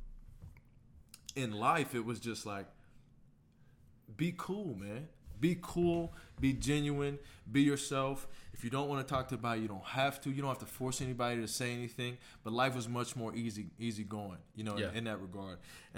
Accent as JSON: {"language": "English", "town": "Houston", "region": "Texas", "country": "United States", "tie": "born or raised there", "said": "Born and raised in Houston, Texas."}